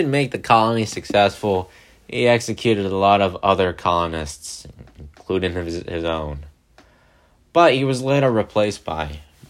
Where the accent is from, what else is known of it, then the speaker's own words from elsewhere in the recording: Pennsylvania, United States; Well, your country actually had some influence on mine, specifically in my home state of Pennsylvania.